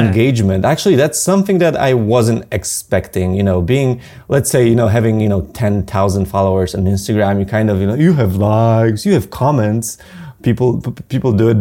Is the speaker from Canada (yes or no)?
no; Poland